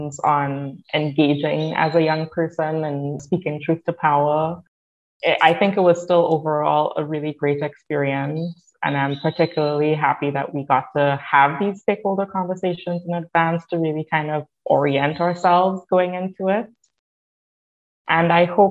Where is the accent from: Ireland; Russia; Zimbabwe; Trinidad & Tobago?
Trinidad & Tobago; now in Canada; I'm from Trinidad and Tobago